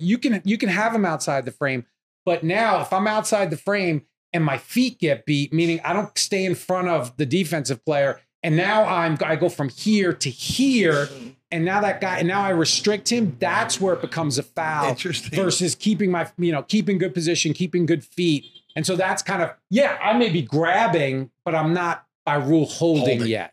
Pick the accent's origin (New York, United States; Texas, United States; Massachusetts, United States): New York, United States; Long Island; moved away as an adult; now in Los Angeles, United States; I grew up in New York, Long Island